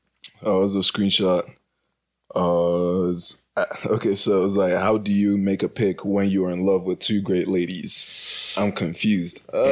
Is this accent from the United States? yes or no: no; Nigeria; I'm a Nigerian man